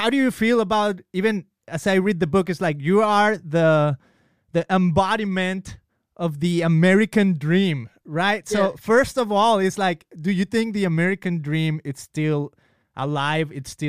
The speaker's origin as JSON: {"language": "English", "town": "Guadalajara", "region": "Jalisco", "country": "Mexico", "also_born_or_lived": "United States", "moved": "yes", "said": "I'm from Mexico. I'm from Guadalajara. And I've only been to Mexico and the United States"}